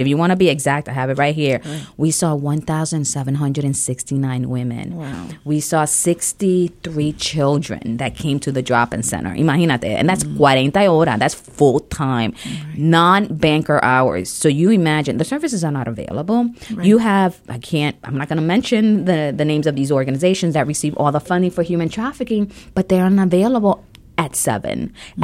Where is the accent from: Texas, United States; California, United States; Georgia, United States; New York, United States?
New York, United States; New York City; moved away; also born or lived in Ohio; I grew up um, in New York City.